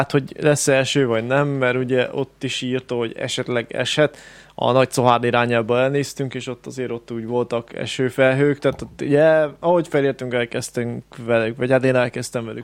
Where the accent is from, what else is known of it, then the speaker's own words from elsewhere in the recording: Great Hungarian Plain, Hungary; alföldiek vagyunk